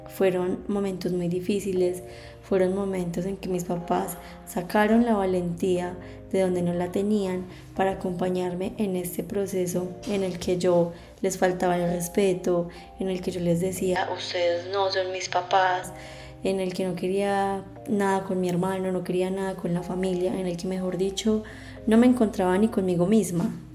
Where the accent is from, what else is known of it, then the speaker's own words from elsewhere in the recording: La Virginia, Risaralda, Colombia; Yo nací en la Virginia Risaralda